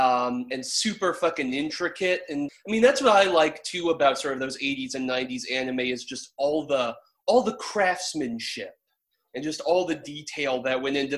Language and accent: English; Louisville, Kentucky, United States; moved away; we're all from Louisville, Kentucky, originally.